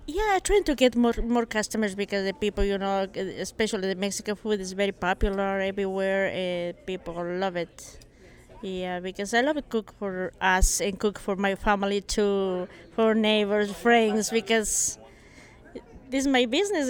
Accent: Iraq; now in St. Louis, United States; I'm originally from Iraq, and, uh, I came to Saint Louis, like, about twenty-one years ago

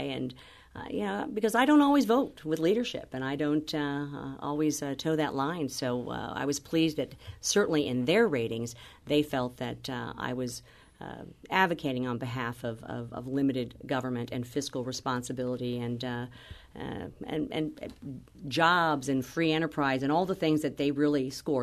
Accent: Missouri, United States; my hometown

